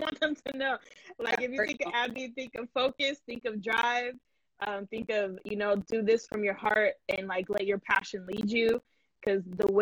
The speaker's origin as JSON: {"language": "English", "country": "United States", "said": "I'm American"}